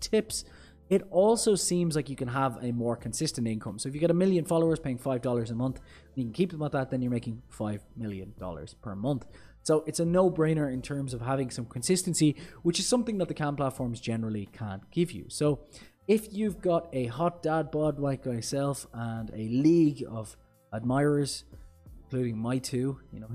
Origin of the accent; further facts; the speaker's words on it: Ireland; I'm Irish